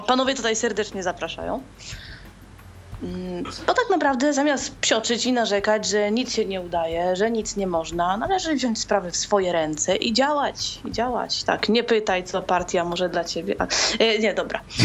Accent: Łódź, Łódź Voivodeship, Poland; jestem z Łodzi

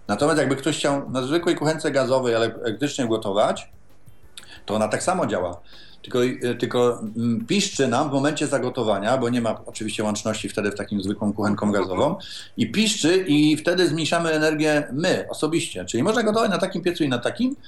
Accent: Poznań, Greater Poland, Poland; jestem z Poznania

